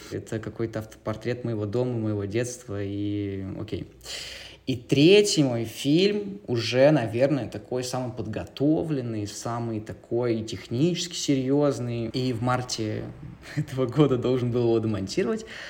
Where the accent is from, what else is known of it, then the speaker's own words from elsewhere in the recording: Novosibirsk, Novosibirsk Oblast, Russia; moved away; also born or lived in Moscow; Я журналист и документалист, изначально из Новосибирска